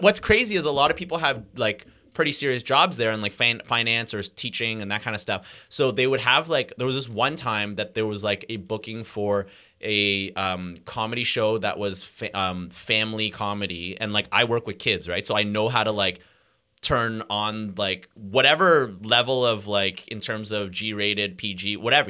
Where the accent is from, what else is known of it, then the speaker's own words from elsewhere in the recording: Montreal, Quebec, Canada; also born or lived in Hong Kong; I was born in Montreal